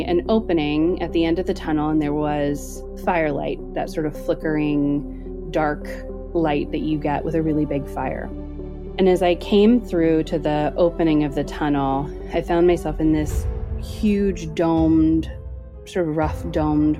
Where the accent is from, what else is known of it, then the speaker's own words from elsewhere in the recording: Northern California, United States; So I grew up in Northern California, and our house, which I lived in from birth until I was 7, is located in a little pocket where it was all hippies at the time in the 80s of Marin County